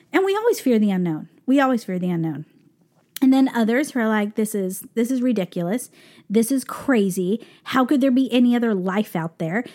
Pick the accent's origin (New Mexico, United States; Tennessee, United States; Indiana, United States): New Mexico, United States; Albuquerque; now in New York, United States; we're from Albuquerque, New Mexico